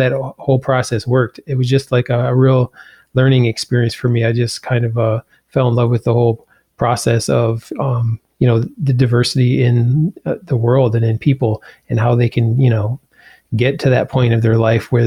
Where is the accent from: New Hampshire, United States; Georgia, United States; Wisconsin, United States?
Wisconsin, United States; Brookfield; also born or lived in Iowa; I was born in Iowa, but I grew up in Wisconsin